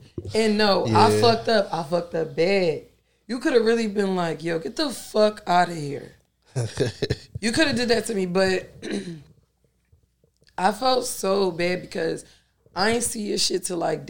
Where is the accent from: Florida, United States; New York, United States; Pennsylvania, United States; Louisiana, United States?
Pennsylvania, United States; Philadelphia; I'm just a regular John, you know, from South Philly